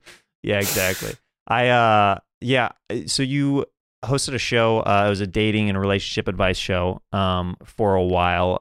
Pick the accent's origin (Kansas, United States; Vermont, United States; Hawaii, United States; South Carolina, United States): Kansas, United States; I'm, I'm from Kansas